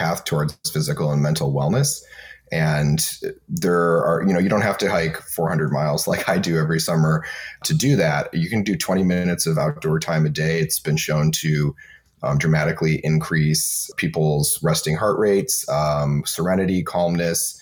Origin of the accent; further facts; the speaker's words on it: Michigan, United States; now in Bay Area, United States; I grew up in Michigan where it was really cold and I'm used to cold.